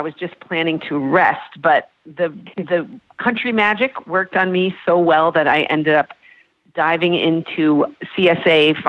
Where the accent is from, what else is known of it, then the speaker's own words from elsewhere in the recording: Pennsylvania, United States; moved away as an adult; also born or lived in Chicago; now in Wisconsin, United States; I was actually living in Chicago at the time. I had been there for 20 years, though I grew up in Pennsylvania in a much more rural setting.